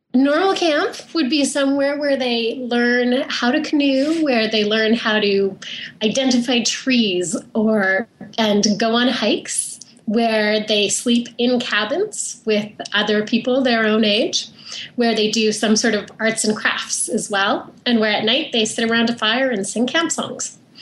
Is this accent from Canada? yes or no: yes; Canada; I grew up in Canada, so I went to camp just outside of Vancouver